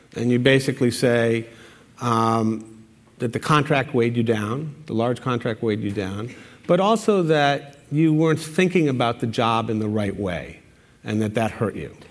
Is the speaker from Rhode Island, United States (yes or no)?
yes; Providence, Rhode Island, United States; my hometown, Providence. And um, as somebody who comes from Providence